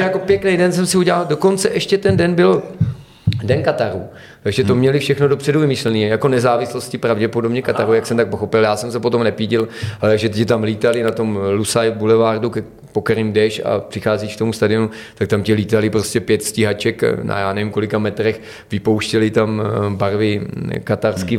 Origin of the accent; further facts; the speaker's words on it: a small village in the Pardubice area, Pardubice Region, Czechia; Já jako Čech z nějaký malý vesnice, která má čtyřista lidí tady někde na Pardubicku